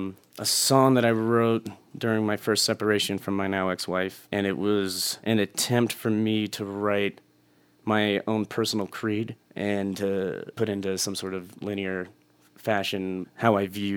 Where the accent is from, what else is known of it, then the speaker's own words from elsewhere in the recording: Texas, United States; now in Colorado, United States; But I did not enjoy it growing up